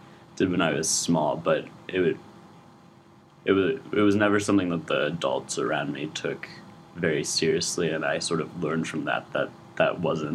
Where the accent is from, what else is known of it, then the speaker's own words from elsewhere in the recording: Lafayette, California, United States; moved away as an adult; now in Chicago, United States; I'm from Lafayette, California